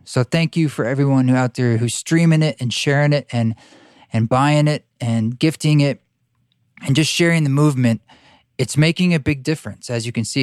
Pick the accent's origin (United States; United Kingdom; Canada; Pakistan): United States; Boulder, Utah; down in Boulder, Utah, in my, my hometown.